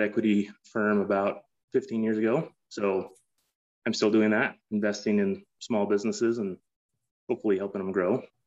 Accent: Salt Lake City, Utah, United States; moved away as an adult; also born or lived in San Francisco / Boston / New York / Phoenix, Arizona; I grew up in Salt Lake City.

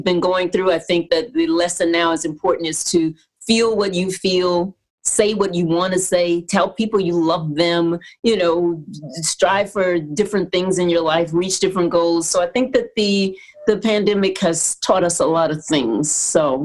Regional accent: Houston, Texas, United States; I grew up in Houston, Texas, and I grew up singing in the Baptist Church Choir.

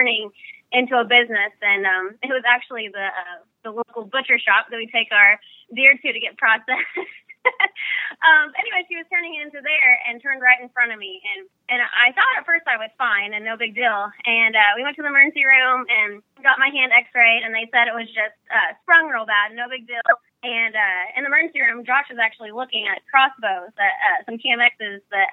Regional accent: Jasonville, Indiana, United States; Jasonville, Indiana.

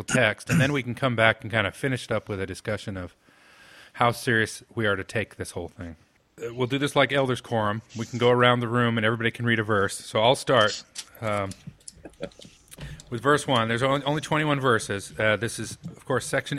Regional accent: Sanpete County, Central Utah, United States; I'm of Danish descent primarily, and I come from the San Pete, Central Utah Danes

